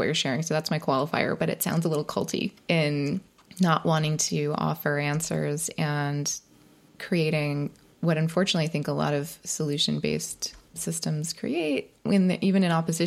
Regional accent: California, United States; I'm in California in Los Angeles, and the parts that I grew up in were very deserty as well

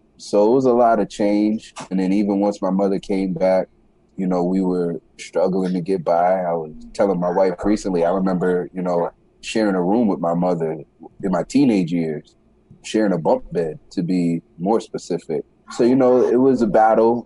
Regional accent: New York City, New York, United States; So I was born in the Bronx, New York. At a young age, my father passed away um, when I was around nine years old, eight or nine, yeah, nine years old. Uh, from that point, we moved from New York City to upstate New York.

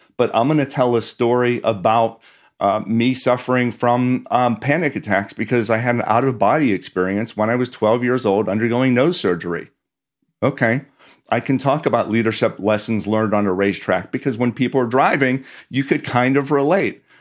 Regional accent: Pittsburgh, Pennsylvania, United States; I grew up in Pittsburgh, did not come from a family with a lot of money

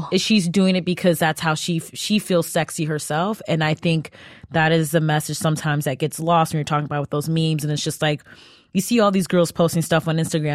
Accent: Cleveland, Ohio, United States; I'm from Cleveland, so there's that like Midwest

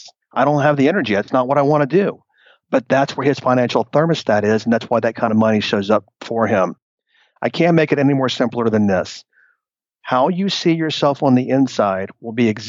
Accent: Texas, United States; moved away; also born or lived in New York City; I moved back to Texas, 17 years ago. So I moved back from New York City

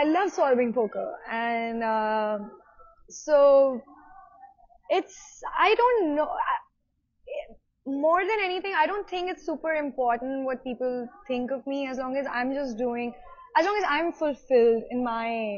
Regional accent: India; being Indian

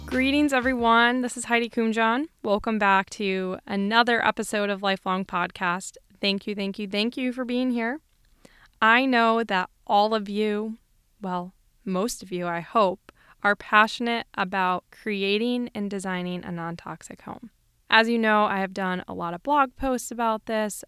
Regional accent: Wisconsin, United States; Waukesha, Wisconsin, actually thirty minutes from my hometown

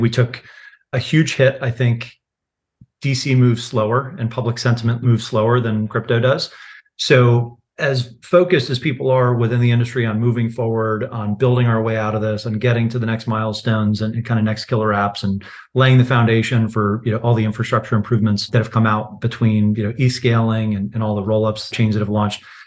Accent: United States; I'm an American

